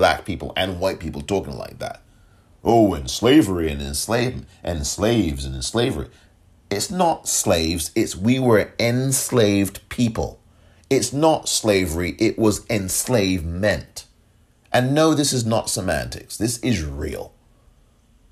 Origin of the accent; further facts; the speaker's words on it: England, United Kingdom; moved away; I'm from England, born and raised and grew up there